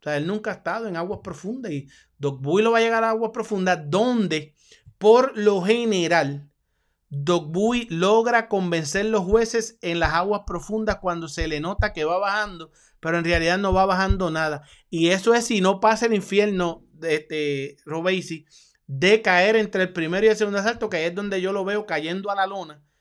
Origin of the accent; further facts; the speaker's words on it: Puerto Rico; mi dinero va con el cubano y soy boricua. Soy boricua.